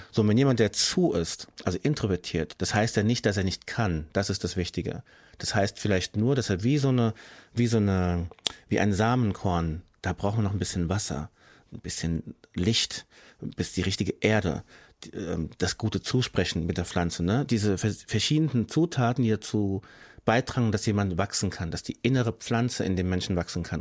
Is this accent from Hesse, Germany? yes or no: yes; Frankfurt, Hesse, Germany; ich bin hier geboren, ich bin hier aufgewachsen, ich bin Deutscher als meine ganze Straße in Sachsenhausen, wo ich wohne